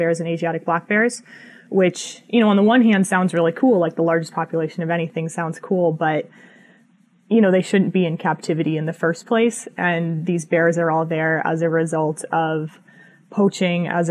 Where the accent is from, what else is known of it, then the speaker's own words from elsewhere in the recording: Colorado, United States; moved away; also born or lived in Montana / Wyoming; I'm from Colorado originally.